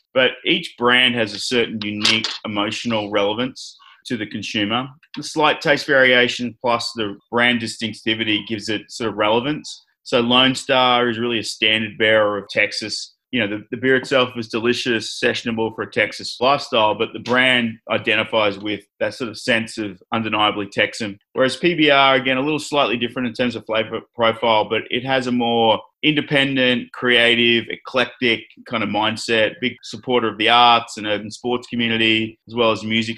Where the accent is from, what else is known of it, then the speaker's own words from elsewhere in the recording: Australia; moved away as an adult; also born or lived in Brisbane, Australia / Sydney, Australia / New York, United States / Los Angeles, United States; now in San Antonio, United States; born and raised in Australia